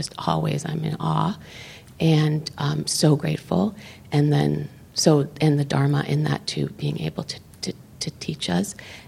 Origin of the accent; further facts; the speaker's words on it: Redwood City, California, United States; from Redwood City.